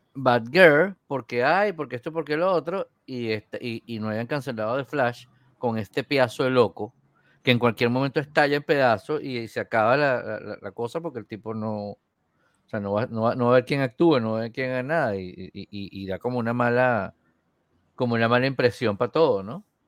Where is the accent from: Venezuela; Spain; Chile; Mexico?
Venezuela; Yo antes veía béisbol cuando era pequeño en Venezuela